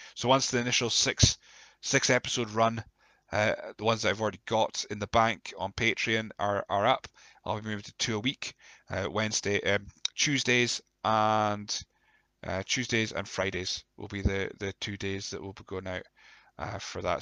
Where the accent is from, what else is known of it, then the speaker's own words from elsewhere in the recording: Scotland, United Kingdom; we're Scottish